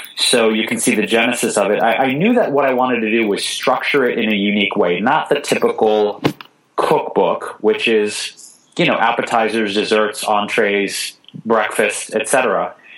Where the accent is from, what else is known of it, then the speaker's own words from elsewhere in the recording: Detroit, Michigan, United States; also born or lived in Chicago / New York City / Bay Area; now in Los Angeles, United States; I grew up in Detroit, Michigan